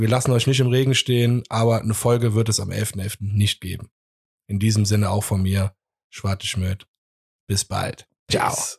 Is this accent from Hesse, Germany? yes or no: no; Cologne, North Rhine-Westphalia, Germany; wir irgendwie als Kölner